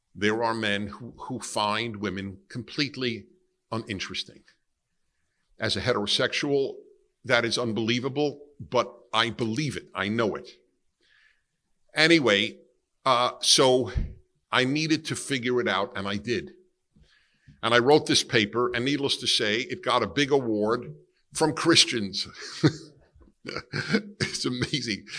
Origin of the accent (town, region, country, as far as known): New York City, New York, United States; born or raised there